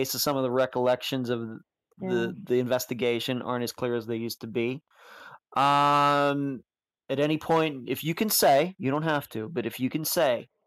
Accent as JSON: {"language": "English", "area": "near Pittsburgh", "region": "Western Pennsylvania", "country": "United States", "moved": "yes", "said": "I'm originally from Pennsylvania, but we're from Western Pennsylvania over near Pittsburgh"}